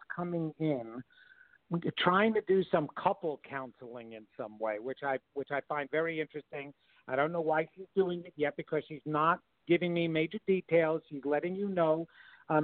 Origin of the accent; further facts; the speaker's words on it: Levittown, New York, United States; I was raised in Levittown, Long Island